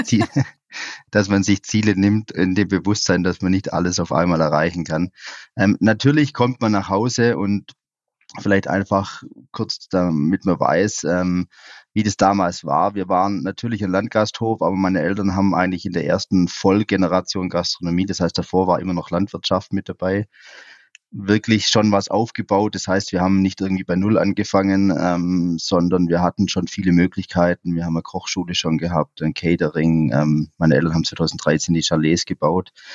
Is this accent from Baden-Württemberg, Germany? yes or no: yes; Swabian Jura, Baden-Württemberg, Germany; meine Heimat, die, die Schwäbische Alb